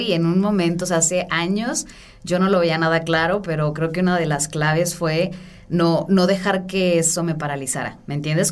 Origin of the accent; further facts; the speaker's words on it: Guadalajara, Jalisco, Mexico; also born or lived in San Francisco; yo soy de Guadalajara